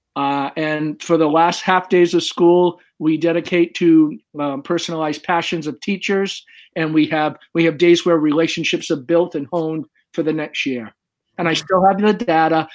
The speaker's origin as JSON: {"language": "English", "town": "Swansea", "region": "Massachusetts", "country": "United States", "tie": "born or raised there", "said": "I'm from Swansea, Massachusetts"}